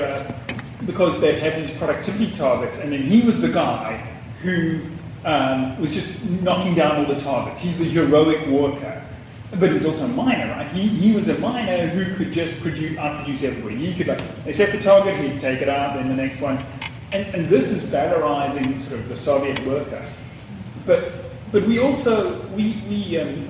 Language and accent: English; South Africa; born or raised there; moved away